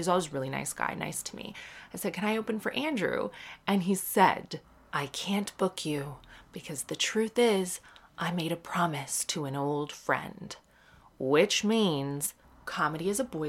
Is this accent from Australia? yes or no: no; Canada; moved away as an adult; now in United Kingdom; I was born in Canada. I'm Canadian. I grew up in Canada, but my dad lived in Cork until he was 30 years old